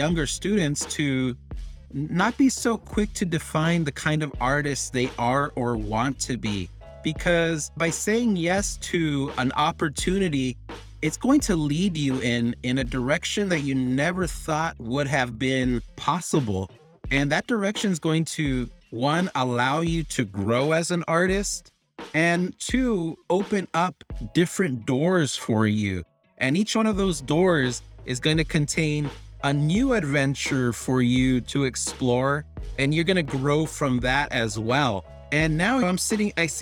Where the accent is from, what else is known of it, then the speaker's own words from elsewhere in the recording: El Paso, Texas, United States; also born or lived in Ciudad Juárez, Mexico; in my hometown of El Paso. And I have two hometowns, El Paso and Juarez.